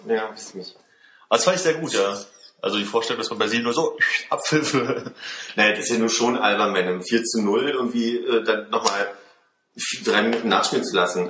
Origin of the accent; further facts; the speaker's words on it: Germany; also born or lived in France; wenn ich ein Jahr lang in Frankreich bin, als irgendwie der, der deutsche Austauschstudent